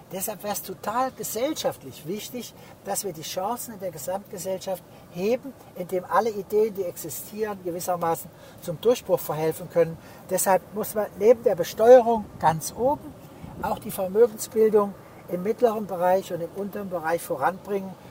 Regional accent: Heidelberg, Baden-Württemberg, Germany; Ich komme aus Heidelberg, sehr reiche Gegend.

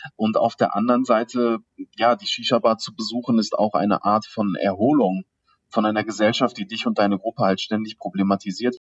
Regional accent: Duisburg, North Rhine-Westphalia, Germany; Ich bin im Duisburger Norden aufgewachsen

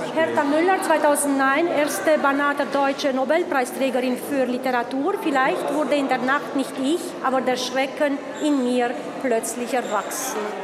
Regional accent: Brașov, Brașov County, Romania; moved away as an adult; now in Timișoara, Romania; Ich komme aus Siebenbürgen, aus Kronstadt.

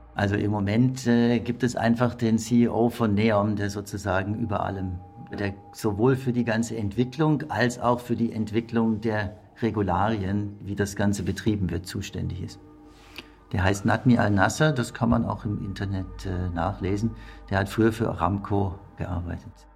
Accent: Germany; bei uns in Deutschland

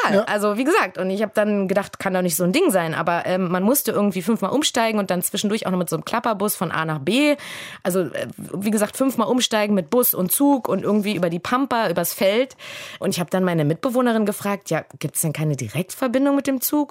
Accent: Germany; also born or lived in Berlin / Los Angeles

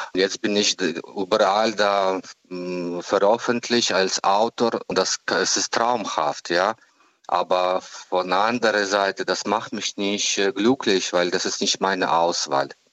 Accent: Ukraine; German is a second language; moved away as an adult; also born or lived in Kyiv; aus meiner Heimat

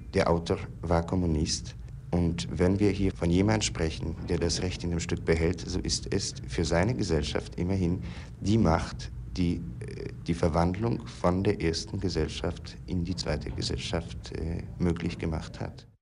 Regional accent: Poland; ich stamme aus Polen

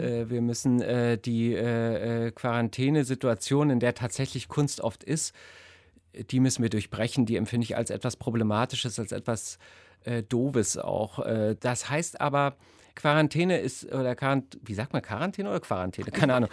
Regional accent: GDR, East Germany, Germany; ich bin in der DDR groß geworden

